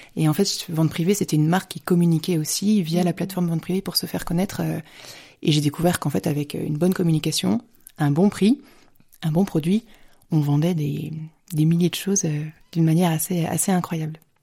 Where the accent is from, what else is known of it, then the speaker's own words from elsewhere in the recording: Paris region, Île-de-France, France; moved away as an adult; also born or lived in Lyon, France; now in Munich, Germany; je suis française, je suis née en France et je suis, je suis toujours restée en France. Je me suis, je me suis mariée après mes études. On, a, on, on habitait en région parisienne